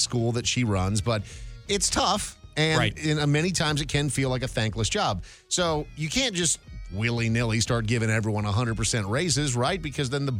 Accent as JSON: {"language": "English", "region": "Minnesota", "country": "United States", "tie": "born or raised there", "moved": "yes", "said": "I grew up in Minnesota"}